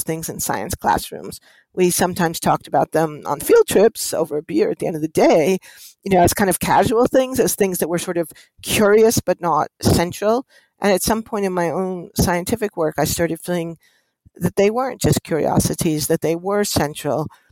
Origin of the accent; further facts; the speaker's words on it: New York City, New York, United States; I grew up in the heart of New York City on the Upper West Side of Manhattan